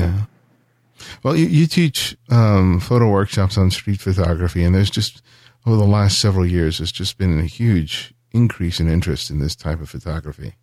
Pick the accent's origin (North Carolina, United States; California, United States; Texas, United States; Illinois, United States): California, United States; Los Angeles; I was growing up in South L